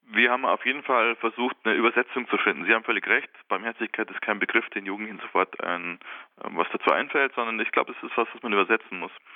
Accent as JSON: {"language": "German", "country": "Germany", "said": "bei uns in Deutschland"}